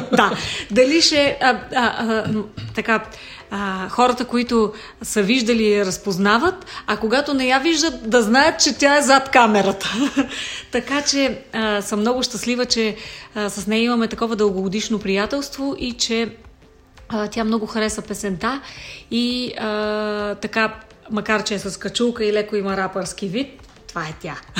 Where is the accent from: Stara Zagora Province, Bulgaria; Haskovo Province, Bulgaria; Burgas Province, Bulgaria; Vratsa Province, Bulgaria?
Vratsa Province, Bulgaria; Vratsa; now in Sofia, Bulgaria; аз вече съм такава принадена софиянка, която така се смятам, но дълги години вече живея в София, иначе съм родом от Враца.